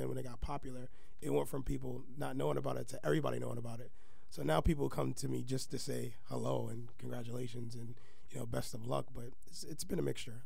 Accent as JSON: {"language": "English", "town": "New York City", "region": "New York", "country": "United States", "moved": "yes", "lives_now": "Staten Island, United States", "said": "I am from Brooklyn."}